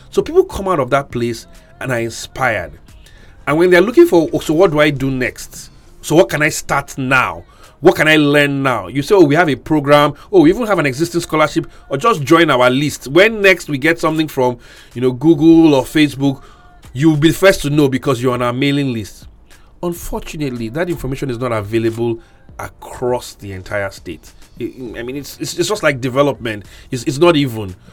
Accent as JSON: {"language": "English", "town": "Ikot Abasi", "region": "Akwa Ibom", "country": "Nigeria", "said": "Okay, first, first disclaimer: I'm from Ikot Abasi so let it not be like I'm, you know, doing something under the woods"}